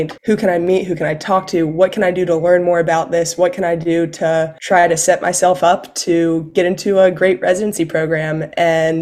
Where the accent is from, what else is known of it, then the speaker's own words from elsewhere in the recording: Elizabeth City, North Carolina, United States; moved away as an adult; now in Atlanta, United States; I am originally from North Carolina, grew up in a small town called Elizabeth City that is close to the Outer Banks